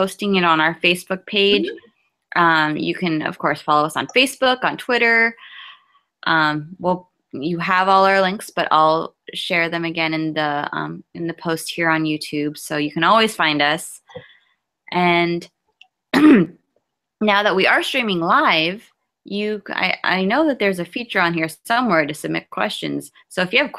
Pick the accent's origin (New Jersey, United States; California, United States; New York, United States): New Jersey, United States; I am from New Jersey